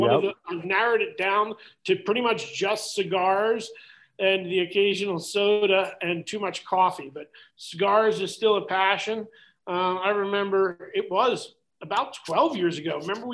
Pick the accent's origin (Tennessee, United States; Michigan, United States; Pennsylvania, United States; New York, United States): Pennsylvania, United States; Blue Bell; I grew up in Bluebell